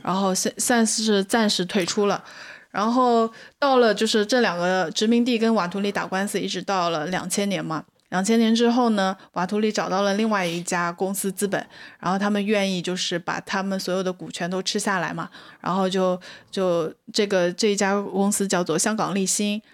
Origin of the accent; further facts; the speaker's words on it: China; 我们中国人